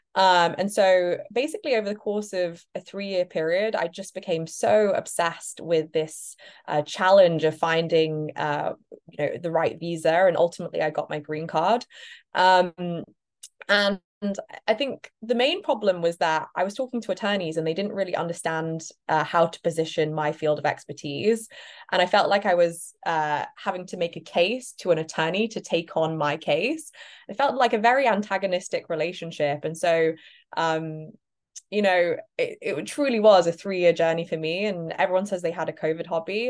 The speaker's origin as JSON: {"language": "English", "country": "United Kingdom", "moved": "as an adult", "lives_now": "United States", "said": "perhaps you can hear my accent. I'm actually British, not American"}